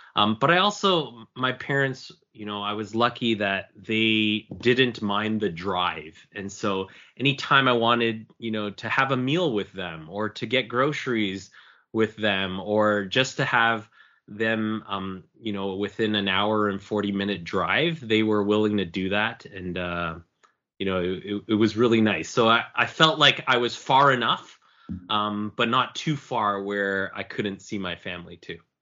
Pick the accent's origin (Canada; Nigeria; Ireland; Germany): Canada; Markham, Ontario; also born or lived in Toronto; I was born and raised in Markham, Ontario